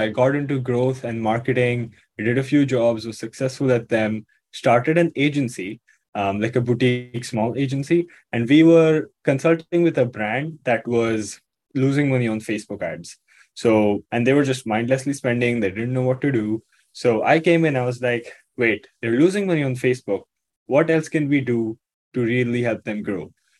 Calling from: Mumbai, Maharashtra, India; I'm joining you from Mumbai, India.

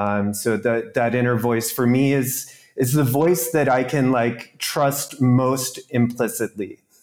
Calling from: Mysore, Karnataka, India; I'm recording from Mysore, India

